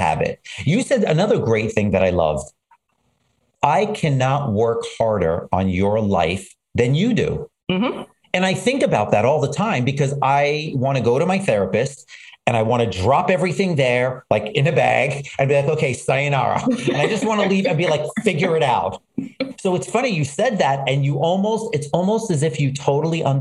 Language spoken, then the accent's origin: English; New York City, New York, United States; when I was young, growing up in Brooklyn